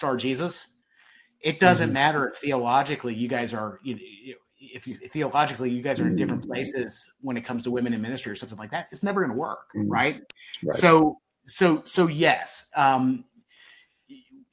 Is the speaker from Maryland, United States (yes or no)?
yes; Baltimore, Maryland, United States; I grew up in Baltimore